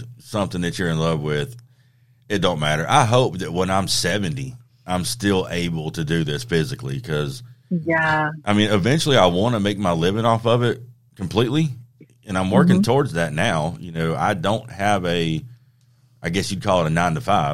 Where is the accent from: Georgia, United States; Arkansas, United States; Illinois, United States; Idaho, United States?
Georgia, United States; South; we grew up in South Georgia swamps.